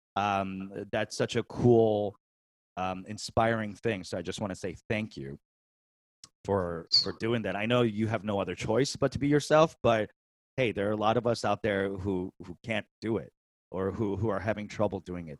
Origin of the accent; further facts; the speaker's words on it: New York City, New York, United States; moved away as an adult; also born or lived in San Francisco, California; now in California, United States; I was born and raised in New York City